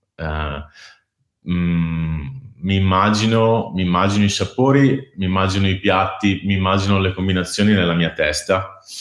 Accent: Veneto, Italy; moved away as an adult; also born or lived in Copenhagen; da Veneto, gran lavoratore

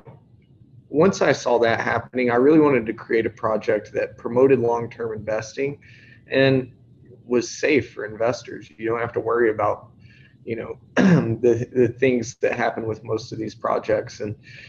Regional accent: northeast Tennessee, United States; moved away as an adult; now in Florida, United States; I'm originally from the northeast part of Tennessee here in the United States

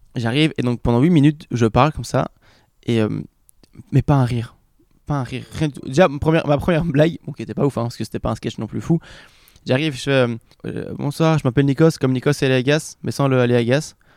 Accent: Belgium; je viens de Belgique

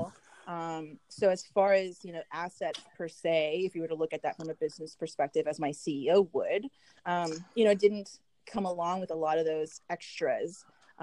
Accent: Southern California, United States; also born or lived in Hollywood, California; Here in Southern California. I was born in Hollywood, California

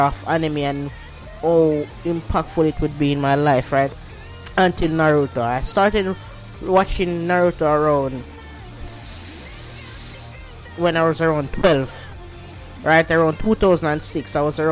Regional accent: Jamaica; I'm Jamaican

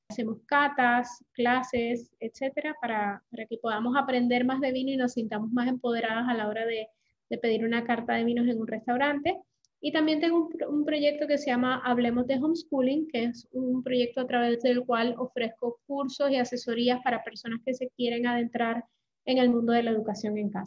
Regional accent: Puerto Rico; accent: Puerto Rican; now in Panama; soy puertorriqueña, aunque no tengo acento así como muy pesado puertorriqueño, pero soy puertorriqueña, llevo en Panamá, eh, llegué a Panamá hace 13 años

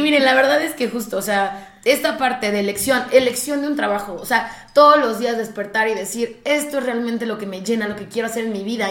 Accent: Mexico; algo que también nos pasa mucho como mexicanos

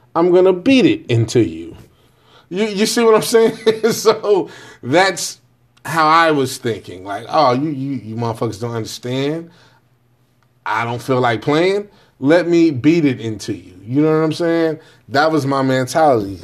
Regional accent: Jamaica; I'm Jamaican.

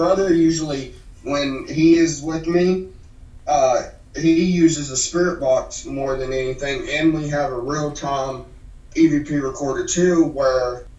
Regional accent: Weston, West Virginia, United States; moved away; me and my brother, where we're from, we are from Weston, West Virginia.

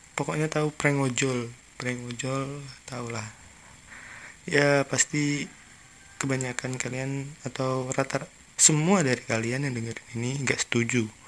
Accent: Palembang, South Sumatra, Indonesia; aku kan orang Palembang

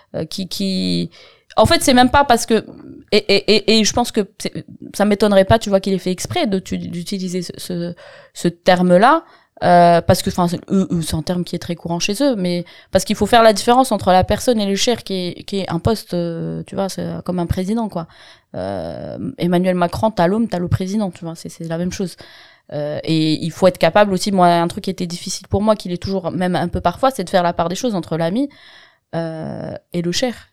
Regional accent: Constantine, Constantine Province, Algeria; now in France; C'est le contexte dans lequel j'ai grandi, depuis que j'ai, je suis en Algérie, que je suis née en Algérie

